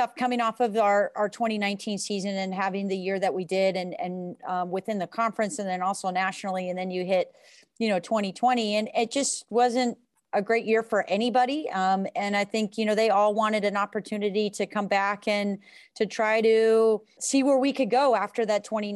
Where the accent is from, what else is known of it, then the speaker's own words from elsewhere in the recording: West Coast, United States; moved away as an adult; now in Ann Arbor, United States; I'm from the West Coast, born and raised